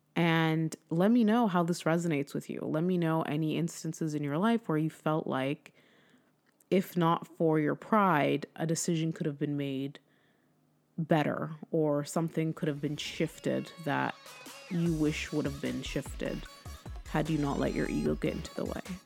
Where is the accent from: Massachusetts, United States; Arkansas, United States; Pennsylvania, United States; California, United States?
California, United States; moved away; I'm from California